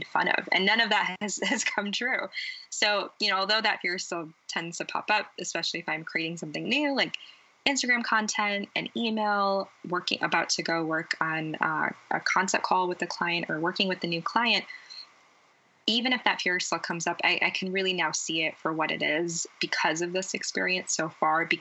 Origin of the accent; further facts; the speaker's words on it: United States; born and raised in the United States